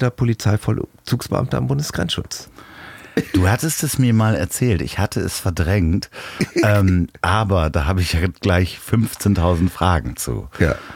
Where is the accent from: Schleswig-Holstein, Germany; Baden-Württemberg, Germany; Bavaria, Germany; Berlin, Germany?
Schleswig-Holstein, Germany; Osterrönfeld; moved away; also born or lived in Hamburg; ich komme ja nicht direkt aus Rendsburg, ich komme aus Osterrönfeld, wo ich auch geboren wurde. Das ist doch da am Kanal